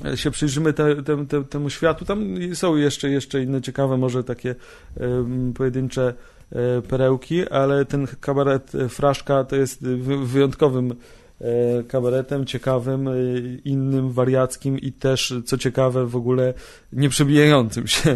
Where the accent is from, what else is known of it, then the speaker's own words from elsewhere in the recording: Bielsk Podlaski, Podlaskie Voivodeship, Poland; ja pochodzę z mm, miejscowości Bielsk Podlaski, 17100 jest kod